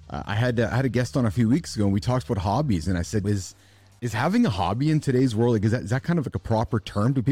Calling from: Winnipeg, Manitoba, Canada; So I'm in Winnipeg, Canada. So we're a two-hour direct plane flight to Denver, actually.

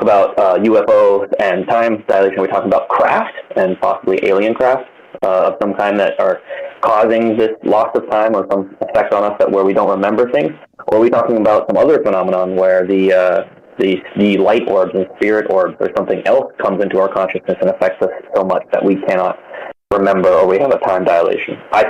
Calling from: Hawaii, United States

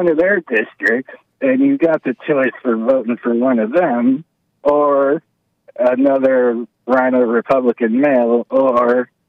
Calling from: Florida, United States; I'm calling from Florida

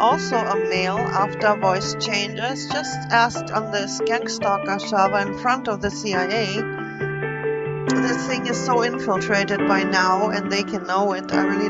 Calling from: Wisconsin, United States; I'm calling from Wisconsin.

